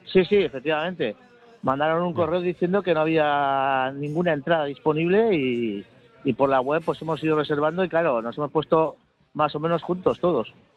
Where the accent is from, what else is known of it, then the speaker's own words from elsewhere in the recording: Bilbao, Basque Country, Spain; moved away as an adult; now in Valencia, Spain; yo soy de Bilbao, pero llevo aquí viviendo 10 años